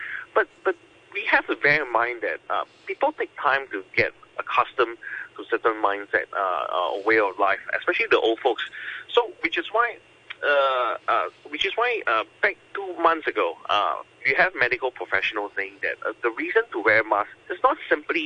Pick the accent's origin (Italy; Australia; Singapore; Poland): Singapore; as a Singaporean